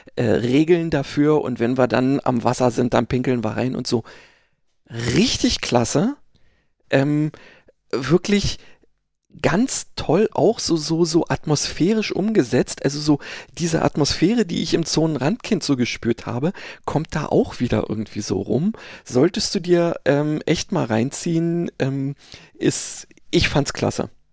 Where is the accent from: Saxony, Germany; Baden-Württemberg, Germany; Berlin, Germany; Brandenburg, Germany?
Berlin, Germany; Wessi sozusagen, also Westberliner